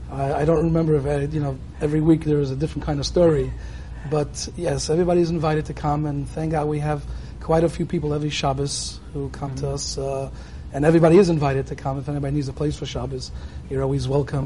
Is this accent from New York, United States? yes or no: yes; New York City, New York, United States; moved away as an adult; now in East End of Long Island, United States; When I was brought up in Brooklyn, right? Living in the Crown Heights section of Brooklyn, but out here in Karm, in the East End of Long Island